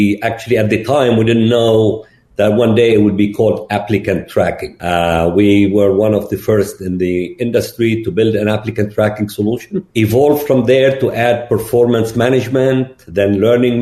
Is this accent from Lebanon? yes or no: yes; Lebanon; moved away as an adult; also born or lived in Gulf / Austin, Texas; I'm originally from Lebanon